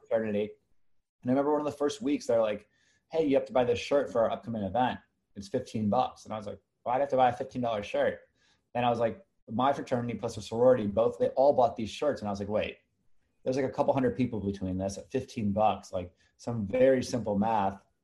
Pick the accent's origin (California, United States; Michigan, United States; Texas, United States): California, United States; Los Angeles; moved away as an adult; also born or lived in Park City, Utah / Boston; I was born and raised